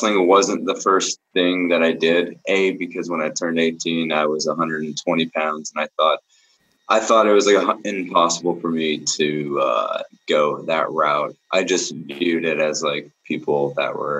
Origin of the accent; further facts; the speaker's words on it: Seattle, Washington, United States; moved away as an adult; also born or lived in Arizona; now in Atlanta, United States; I was born in Arizona. even though I moved to Seattle when I was like super young